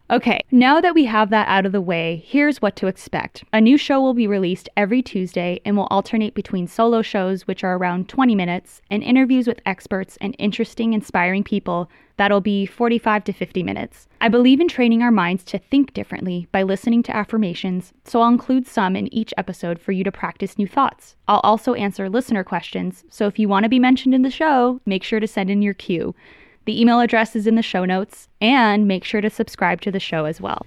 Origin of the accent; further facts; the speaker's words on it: Tucson, Arizona, United States; moved away as an adult; also born or lived in Los Angeles; I'm from Tucson, Arizona